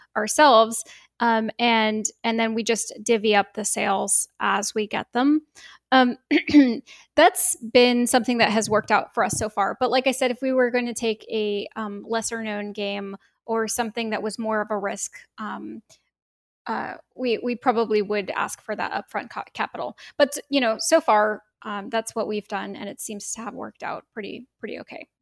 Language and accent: English; Bay Area, California, United States; I grew up in the Bay Area. I've been here my whole life